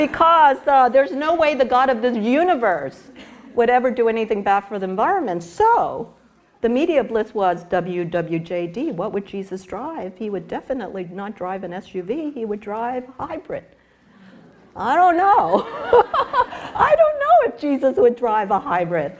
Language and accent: English; New York City, New York, United States; moved away as an adult; also born or lived in Dallas, Texas / Chicago; now in California, United States; I was growing up in New York City